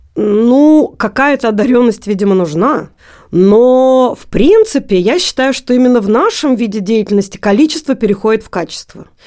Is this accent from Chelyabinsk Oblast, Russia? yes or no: yes; Magnitogorsk, Chelyabinsk Oblast, Russia; moved away as an adult; now in Moscow, Russia; Я из Магнитогорска, Челябинской области